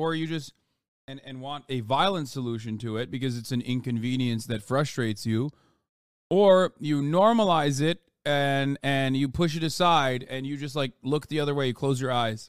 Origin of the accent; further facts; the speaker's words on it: United States; we're American